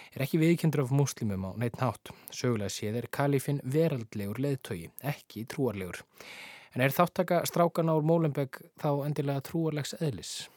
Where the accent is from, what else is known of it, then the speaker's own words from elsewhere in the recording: Iceland; við Íslendingar